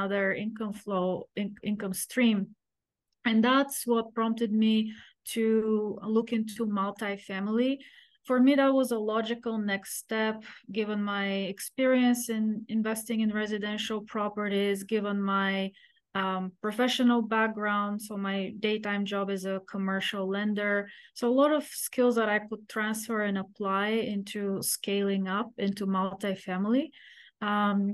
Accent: Bulgaria; moved away as an adult; now in United States; So I grew up in Eastern Europe behind the Iron Curtain

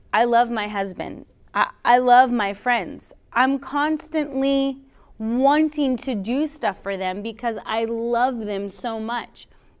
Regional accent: Florida, United States; I'm from Florida. I'm a Florida girl. I'm a Miami Dolphins fan.

